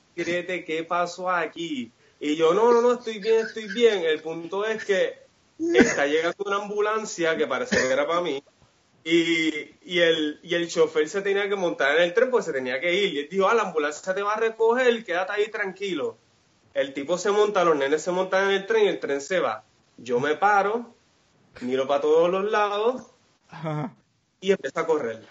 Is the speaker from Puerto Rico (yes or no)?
yes; Guaynabo, Puerto Rico; moved away as an adult; also born or lived in Alabama / Miami / Melbourne, Australia; soy de Guaynabo City.